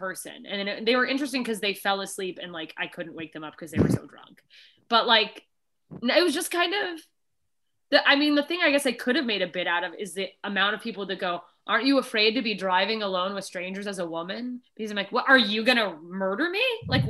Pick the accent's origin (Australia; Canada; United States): United States; Alaska; now in Los Angeles, United States; I remember that I grew up in Alaska, and if I never saw Snowflake again, I would be fine.